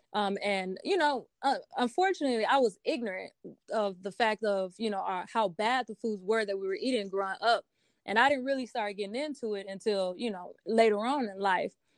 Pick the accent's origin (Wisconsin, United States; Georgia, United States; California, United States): Wisconsin, United States; Milwaukee; also born or lived in Denver, Colorado; now in Philadelphia, United States; I am originally from Milwaukee, Wisconsin. I was born and raised there